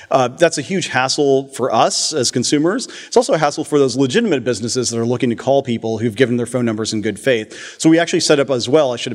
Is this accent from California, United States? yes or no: no; New Jersey, United States; I'm from New Jersey.